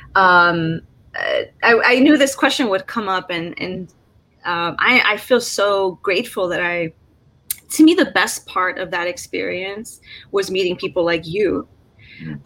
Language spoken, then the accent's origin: English; Chicago, Illinois, United States; growing up in Chicago